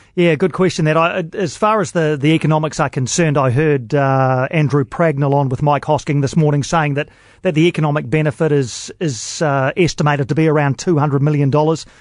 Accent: Wellington, New Zealand; dear old Sky Stadium here in Wellington, which is an oval, but it's in my hometown

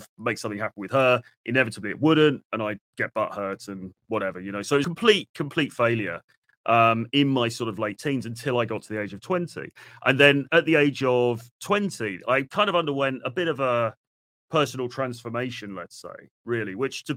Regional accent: London, United Kingdom; moved away; also born or lived in suburban towns in the UK; So I was born in the UK. I was born in London, moved around a bit in the UK, different sort of places, kind of lived in fairly suburban sort of towns when I was like a teenager

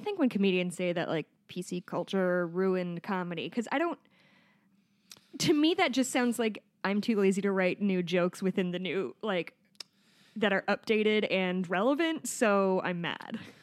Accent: Chicago, Illinois, United States; I'm from Chicago

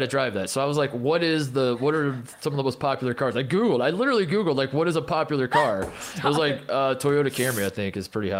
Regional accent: Indiana, United States; I'm from Indiana

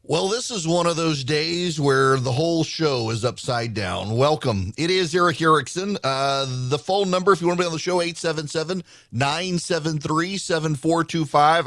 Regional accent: Georgia, United States; I've done my bit for, for politics in my home state

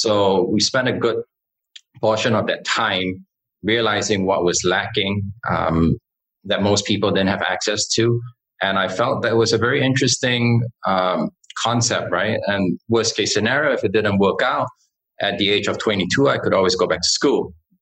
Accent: Singapore; I was born and raised in Singapore.

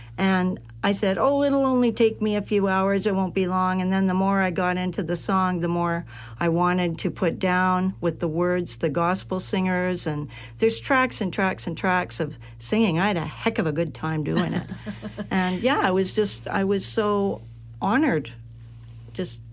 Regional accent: Vancouver, British Columbia, Canada; Born and raised in Vancouver, come from a musical family

